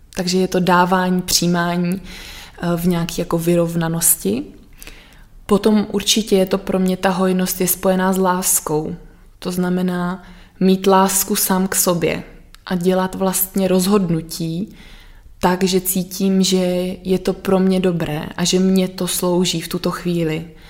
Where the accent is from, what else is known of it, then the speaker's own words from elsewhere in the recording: Sudetenland, Czechia; já pocházím vlastně z, ze Sudet